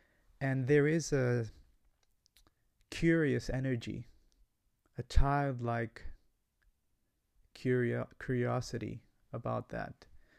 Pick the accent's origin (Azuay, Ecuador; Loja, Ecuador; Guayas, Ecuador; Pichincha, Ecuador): Guayas, Ecuador; Guayaquil; English is a second language; also born or lived in United States; I come from Ecuador. I was born in Guayaquil, Ecuador. That's a coastal city, hot city in South America.